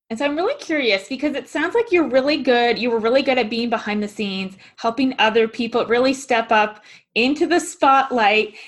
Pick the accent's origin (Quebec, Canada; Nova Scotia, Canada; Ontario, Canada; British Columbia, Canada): Nova Scotia, Canada; Halifax; I'm from Halifax, Nova Scotia